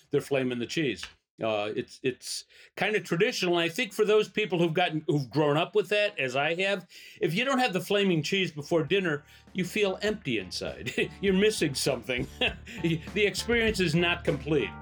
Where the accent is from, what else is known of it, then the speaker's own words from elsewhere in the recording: Chicago, Illinois, United States; also born or lived in Elmhurst, Illinois; I was born in Chicago, lived in Chicago until about fifth grade. Then we moved to Elmhurst. Then I lived back in Chicago.